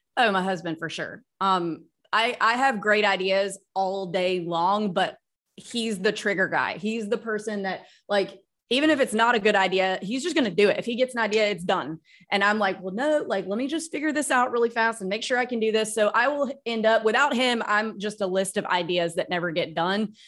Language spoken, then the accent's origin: English; Starkville, Mississippi, United States; moved away as an adult; also born or lived in Texas / New York City / Nashville, Tennessee; now in Florida, United States; We grew up in Starkville, Mississippi, where Mississippi State University is